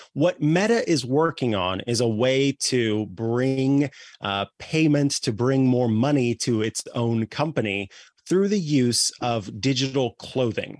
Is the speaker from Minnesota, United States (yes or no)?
no; Missouri, United States; moved away; I'm from Missouri originally